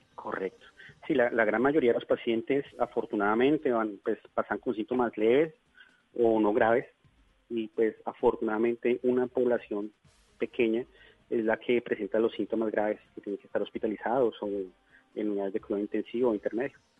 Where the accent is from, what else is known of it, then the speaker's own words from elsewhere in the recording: Bogotá, Colombia; moved away as an adult; now in Leticia, Colombia; yo soy bogotano, pero hace aproximadamente unos nueve años me radiqué aquí